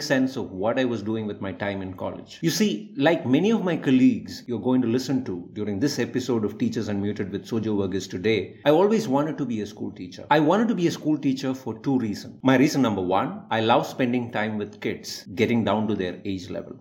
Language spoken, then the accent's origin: English; India; a simple Indian teacher